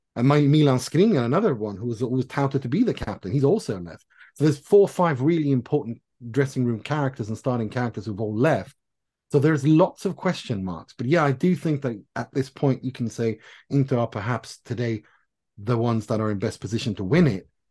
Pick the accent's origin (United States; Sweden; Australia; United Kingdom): Sweden; Gothenburg, Västra Götaland; I'm from Gothenburg.